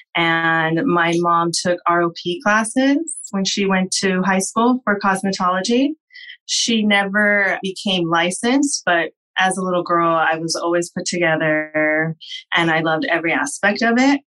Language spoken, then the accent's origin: English; Whittier, California, United States; I am from Whittier, California. I grew up here and I currently work and have my business in Whittier